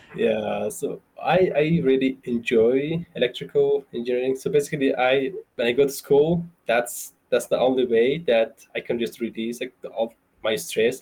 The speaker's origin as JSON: {"language": "English", "region": "central Afghanistan", "country": "Afghanistan", "tie": "born or raised there", "moved": "as an adult", "lives_now": "Idaho Falls, United States", "said": "I grew up in Afghanistan"}